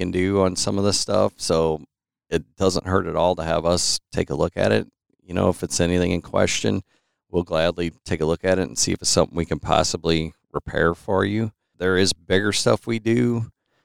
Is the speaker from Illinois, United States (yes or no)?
yes; Marine, Illinois, United States; also born or lived in Highland, Illinois; Originally from Marine, grew up there, lived here ever since.